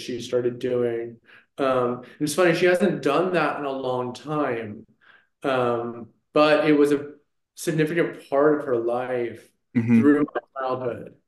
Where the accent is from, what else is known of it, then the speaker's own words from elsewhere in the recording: Maryland, United States; also born or lived in Northern California; now in Los Angeles, United States; I grew up kind of both on the East Coast in Maryland